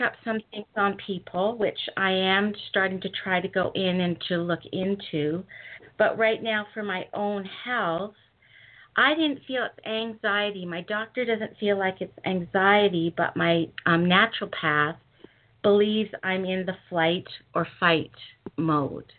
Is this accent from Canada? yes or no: yes; Western Canada, Canada; I'm from Western Canada